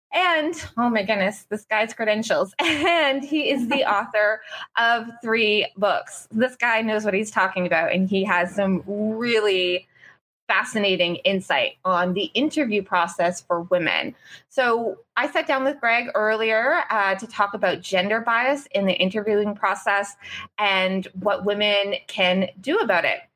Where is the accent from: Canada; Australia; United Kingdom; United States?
Canada; Cole Harbour, Nova Scotia; Cole Harbor, my hometown